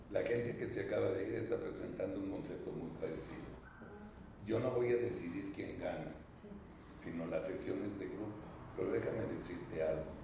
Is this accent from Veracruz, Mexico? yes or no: no; León, Guanajuato, Mexico; Yo soy de León